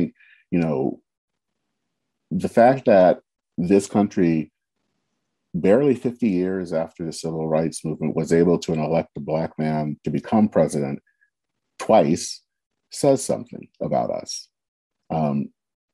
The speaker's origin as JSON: {"language": "English", "country": "United States", "said": "being African-American"}